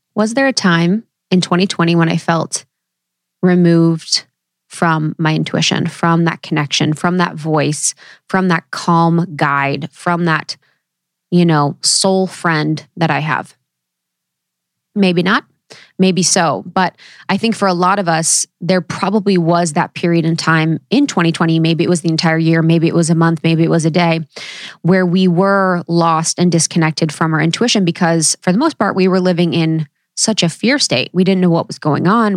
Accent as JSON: {"language": "English", "region": "Ohio", "country": "United States", "tie": "born or raised there", "said": "growing up in Ohio, no one really talked about their intuition"}